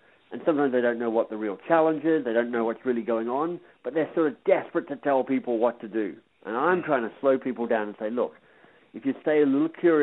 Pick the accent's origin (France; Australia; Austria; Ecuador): Australia; also born or lived in England / Boston, United States; now in Toronto, Canada; I'm Australian by birth. I lived and worked in England for a while. I lived in the States and Boston for a while.